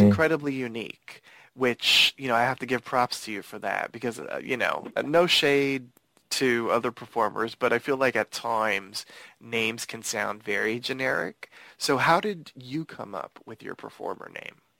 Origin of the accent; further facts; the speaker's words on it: Miami, Florida, United States; also born or lived in Los Angeles; I was born in Los Angeles, but we mm-hmm. ended up moving to Miami.